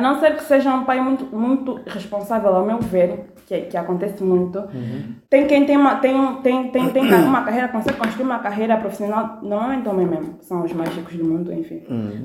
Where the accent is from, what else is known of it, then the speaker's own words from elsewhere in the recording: Malanje, Angola; moved away as an adult; sou de Malança, abandonei a minha aldeia, meu povo